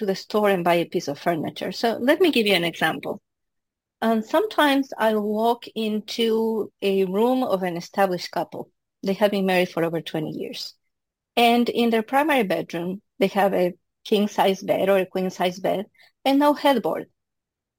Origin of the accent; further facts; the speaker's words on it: Quito, Pichincha, Ecuador; moved away; I was born in Quito, Ecuador